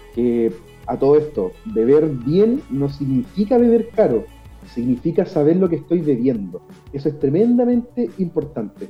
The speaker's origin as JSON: {"language": "Spanish", "town": "Concepción", "region": "Biobío", "country": "Chile", "tie": "born or raised there", "said": "En Concepción, 100% penquista, toda la vida acá"}